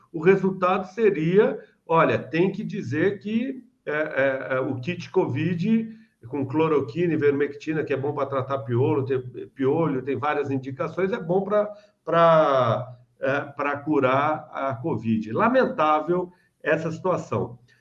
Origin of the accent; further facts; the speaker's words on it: Rio de Janeiro, Brazil; no meu Rio de Janeiro, onde eu nasci